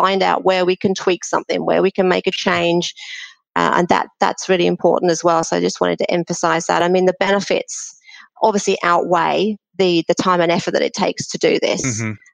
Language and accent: English; Australia; I'm from Australia